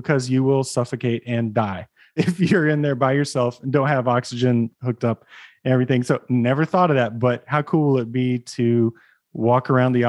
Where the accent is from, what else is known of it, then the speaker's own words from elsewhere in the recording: Oklahoma, United States; accent: Oklahoma; my Oklahoma accent really came out on it.